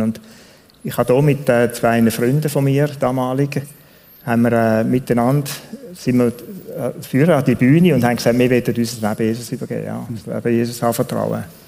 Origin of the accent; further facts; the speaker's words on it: Switzerland; Ich bin in Tunia aufgewachsen zum grossen Teil